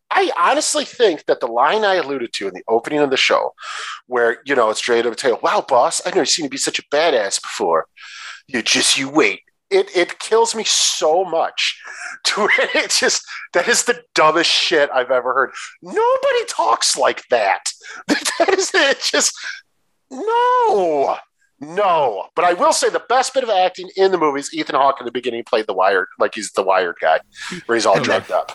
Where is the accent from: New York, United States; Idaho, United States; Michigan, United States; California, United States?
Michigan, United States; Detroit; I'm from Detroit, in that area